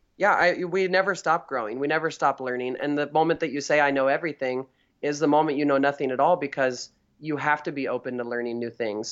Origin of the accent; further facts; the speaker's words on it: Northern California, United States; I'm from Northern California